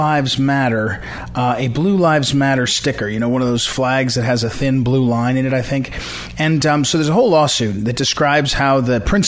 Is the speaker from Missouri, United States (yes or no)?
yes; St. Louis, Missouri, United States; moved away; my hometown in St. Louis